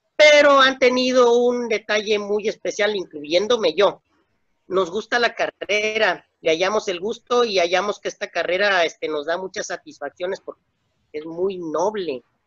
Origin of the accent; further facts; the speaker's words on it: Mexico; also born or lived in Tapachula, Chiapas; Somos vecinos de Estados Unidos